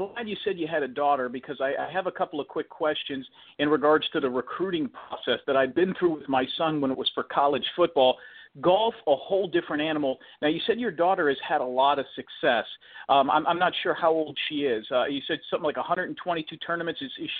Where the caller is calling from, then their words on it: Innisbrook, Florida, United States; I'm calling you from Innisbrook, Florida, not too far from where you guys are